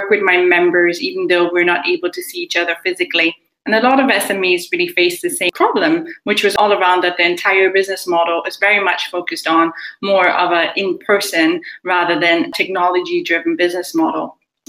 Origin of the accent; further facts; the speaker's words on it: Nigeria; also born or lived in Germany; I spent some time in America, some time in Ireland. I'm originally Nigerian, also German, so hence why my accent is a bit funny, I'm guessing, in terms of being non-placeable a lot of the times.